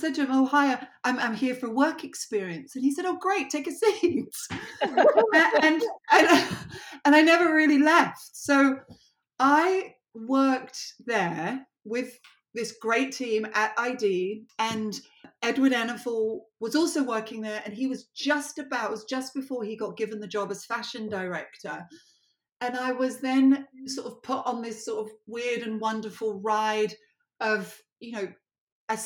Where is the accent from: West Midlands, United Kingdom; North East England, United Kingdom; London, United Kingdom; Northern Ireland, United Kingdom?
London, United Kingdom; moved away; I grew up in Southwest London